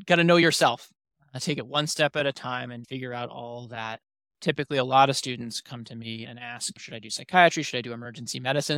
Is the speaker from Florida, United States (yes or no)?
no; New York City, New York, United States; moved away as an adult; now in Syracuse, United States; I'm originally from New York City myself, Manhattan specifically